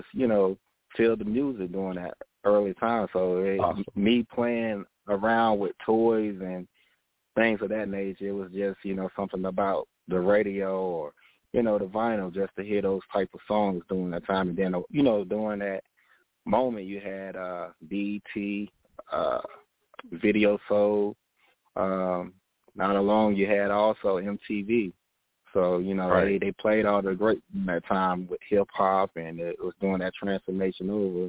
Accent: Augusta, Georgia, United States; moved away as an adult; also born or lived in Texas; now in Charlotte, United States; I grew up in Augusta, Georgia.

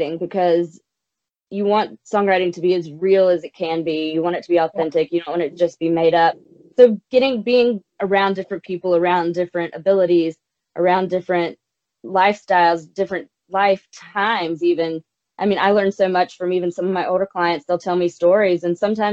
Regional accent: South Carolina, United States; now in Nashville, United States; I'm from South Carolina originally

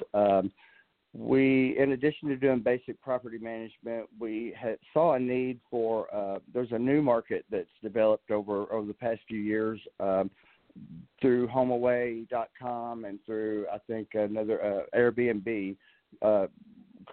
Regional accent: Dallas, Texas, United States; moved away as an adult; also born or lived in San Antonio, Texas; now in Arkansas, United States; I'm a native Texan. I'm actually a native Dallasite

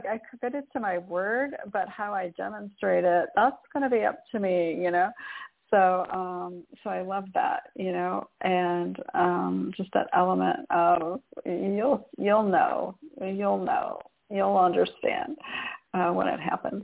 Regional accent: Michigan, United States; I was raised in Michigan

